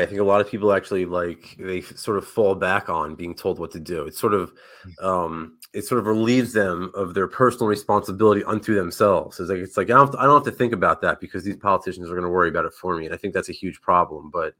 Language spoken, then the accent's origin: English; Northeast, United States; He was like a hero of mine growing up in the Northeast